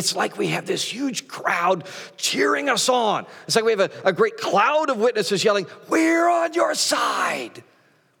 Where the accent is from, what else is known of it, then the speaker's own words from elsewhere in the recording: Great Plains, United States; growing up on the Great Plains